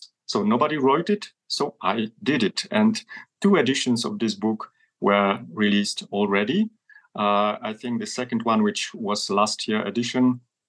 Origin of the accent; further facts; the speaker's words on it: Poland; English is a second language; I grew up in Poland